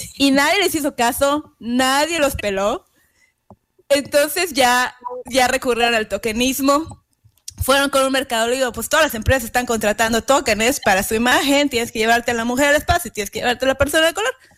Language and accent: Spanish; Mexico; now in United States; yo como mexicana